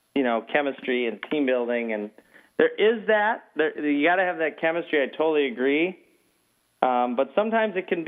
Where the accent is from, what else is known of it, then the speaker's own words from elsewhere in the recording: Minnesota, United States; moved away as an adult; now in California, United States; I grew up in Minnesota, came out to California, my late 20s